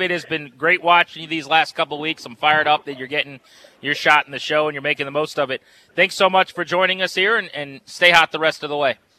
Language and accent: English; Fredericksburg, Virginia, United States; I'm from the Fredericksburg area.